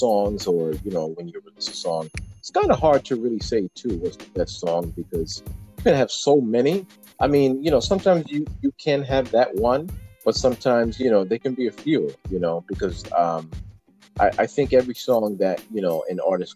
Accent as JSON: {"language": "English", "town": "Newark", "region": "New Jersey", "country": "United States", "said": "I'm actually from Newark, New Jersey."}